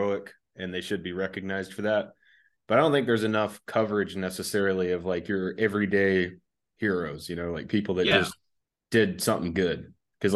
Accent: Florida, United States; moved away; Back where I lived when I was growing up in Florida

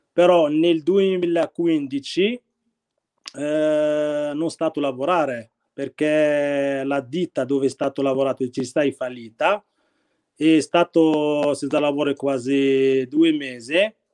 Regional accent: Khemisset, Rabat-Salé-Kénitra, Morocco; Italian is a second language; now in Tortona, Italy; io provengo dal Marocco, sono nato nel 5 eh, marzo 1981 in una religione islamica. Sono cresciuto nella città di Kemisat

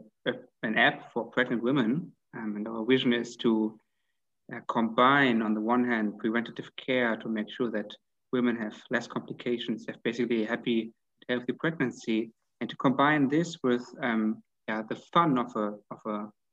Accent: Hanover, Lower Saxony, Germany; now in Vienna, Austria; From Germany, actually. From a city called, which is called Hanover. It's quite close to Hamburg.

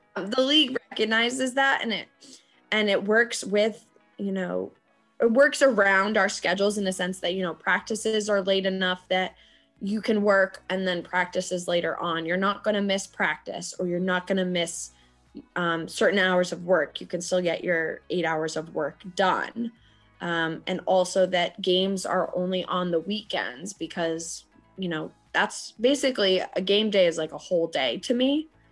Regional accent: Boston, Massachusetts, United States; here in Boston

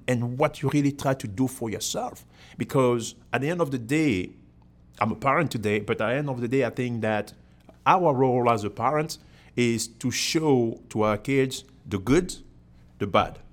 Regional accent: Cameroon; moved away as an adult; now in United States; I'm from Cameroon in Africa originally. So that was, uh, born and, uh, I've been in the U S for twenty-one years

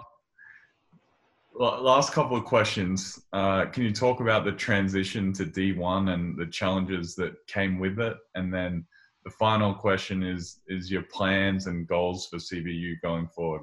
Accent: Australia; now in United States; growing up in Australia

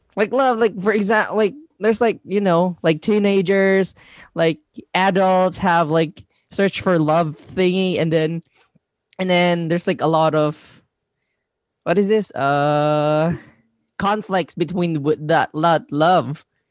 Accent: Labangan, Zamboanga Peninsula, Philippines; English is a second language; also born or lived in Pagadian City; I am originally from Tawagan Norte, Labangan, Zamboanga del Sur, part of Mindanao

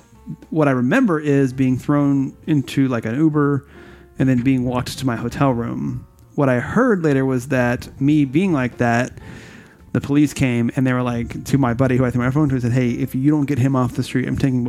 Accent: Miami, Florida, United States; listen, I'm from Miami, bro. I'll drink you under the table.

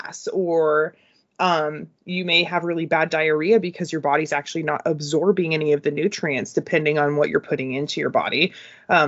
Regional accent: United States; I'm American

